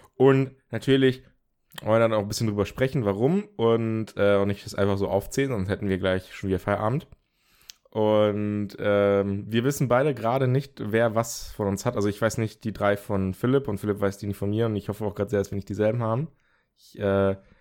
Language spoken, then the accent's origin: German; Germany; bei uns in Deutschland